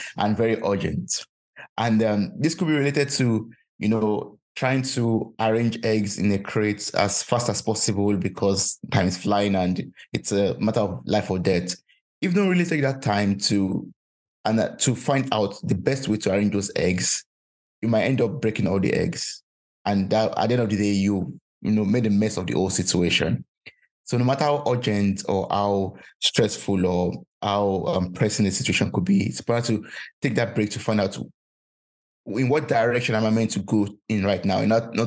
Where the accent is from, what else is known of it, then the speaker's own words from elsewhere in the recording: Nigeria; now in Germany; I'm originally from Nigeria, and we have a lot of Nigerians here in Germany